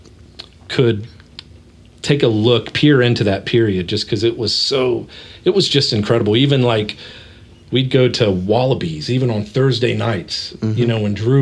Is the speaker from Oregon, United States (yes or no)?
no; Dayton, Ohio, United States; we grew up in West Dayton and really got into hip hop and R&B, all that stuff